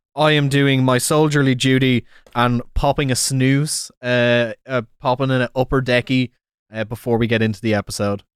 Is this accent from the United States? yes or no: no; Ireland; it's a great time to be Irish